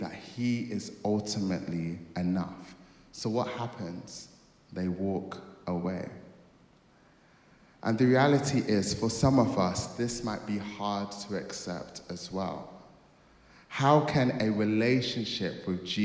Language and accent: English; Nigeria; I am a Nigerian kid